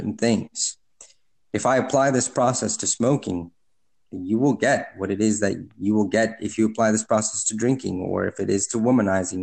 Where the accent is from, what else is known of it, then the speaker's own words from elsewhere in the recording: Honduras; moved away; I'm from Honduras